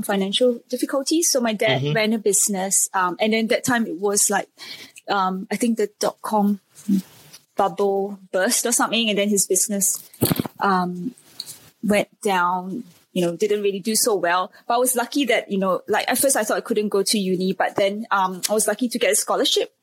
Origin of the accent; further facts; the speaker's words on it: Singapore; I was born and raised in Singapore